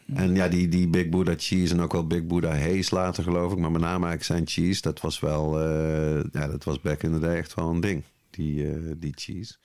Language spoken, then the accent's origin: Dutch; Nuenen, North Brabant, Netherlands; Ik eh, ben uit het altijd gezellige dorpje Nune